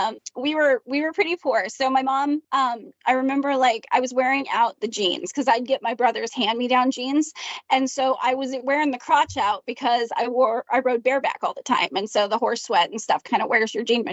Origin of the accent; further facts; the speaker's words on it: Canada; I was in Canada